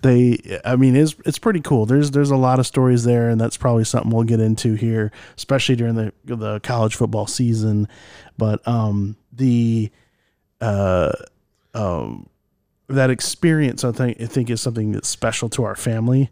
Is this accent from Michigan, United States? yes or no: yes; Michigan, United States; we grew up in Michigan